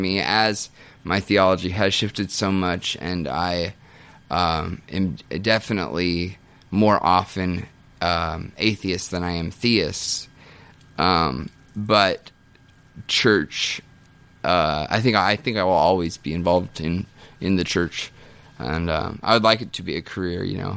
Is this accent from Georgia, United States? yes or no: no; Kansas, United States; moved away as an adult; Kansas. I literally just moved here, just got into town